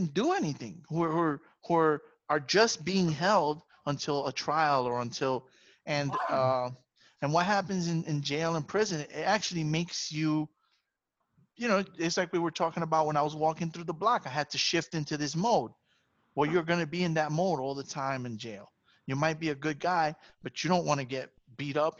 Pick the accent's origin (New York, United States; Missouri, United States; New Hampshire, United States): New York, United States; New York City; I grew up in the Bronx